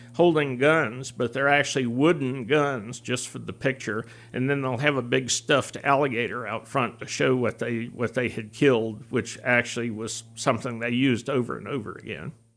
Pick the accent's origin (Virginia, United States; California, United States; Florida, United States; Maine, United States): Florida, United States; Palatka; born and raised in Palatka